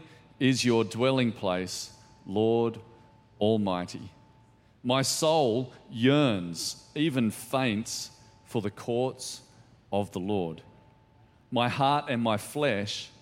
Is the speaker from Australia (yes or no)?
yes; Ballina, New South Wales, Australia; moved away as an adult; also born or lived in Lismore / London; I grew up in Ballina, just a few hours south of here, and went to school there